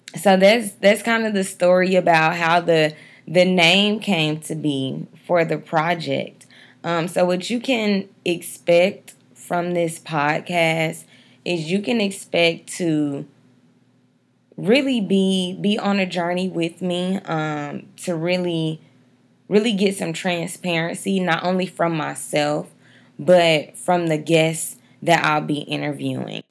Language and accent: English; Dallas, Texas, United States; also born or lived in Atlanta, Georgia; I'm from Dallas, Texas